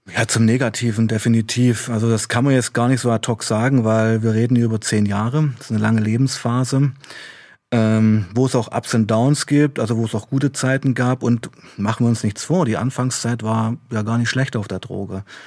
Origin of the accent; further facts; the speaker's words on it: Weißenfels, Saxony-Anhalt, Germany; now in Leipzig, Germany; ich kam ja aus Weißenfels, ich bin in Weißenfels aufgewachsen